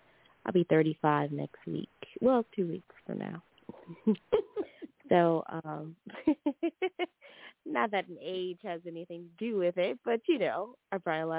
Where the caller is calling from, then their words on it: Louisiana, United States; from Louisiana.